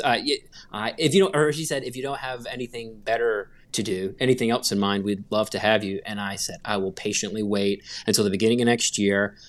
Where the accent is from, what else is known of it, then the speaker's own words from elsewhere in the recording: Gastonia, North Carolina, United States; I grew up in North Carolina uh, in a little town called Gastonia, North Carolina